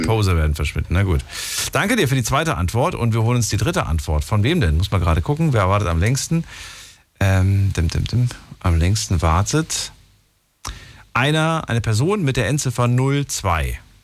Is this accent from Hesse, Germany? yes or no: yes; Hesse, Germany; also born or lived in Thuringia; bin aufgewachsen in Hessen